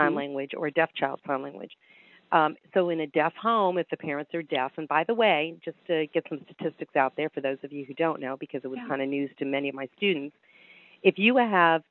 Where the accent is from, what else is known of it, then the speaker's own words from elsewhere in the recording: New York, United States; moved away; also born or lived in Delaware; I grew up in New York